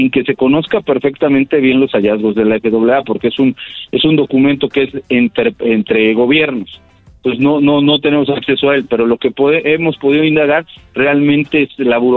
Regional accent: Mexico; Entonces esto realmente nos afecta directamente a los mexicanos y a las aerolíneas mexicanas.

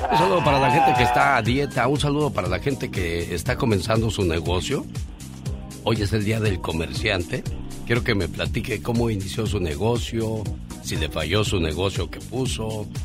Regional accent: Sinaloa, Mexico; moved away; Porque un día salí de Sinaloa, pero Sinaloa nunca salió de mí.

